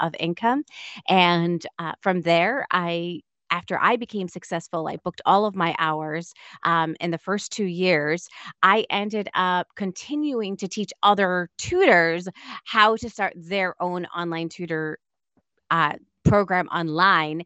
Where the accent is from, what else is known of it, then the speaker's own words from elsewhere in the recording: Auburn, Massachusetts, United States; I was actually born in Auburn, Massachusetts. So it's about a half an hour away from Boston